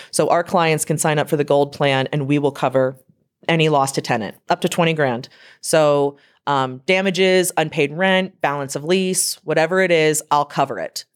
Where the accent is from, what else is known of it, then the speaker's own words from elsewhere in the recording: Lancaster County, Pennsylvania, United States; also born or lived in Harrisburg, Pennsylvania; I'm from Lancaster County, Pennsylvania